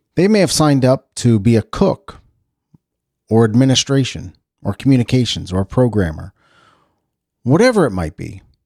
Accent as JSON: {"language": "English", "country": "United States", "said": "as an American"}